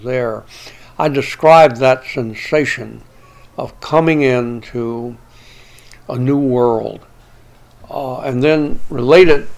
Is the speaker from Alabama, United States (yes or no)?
yes; Alabama, United States; Growing up in Alabama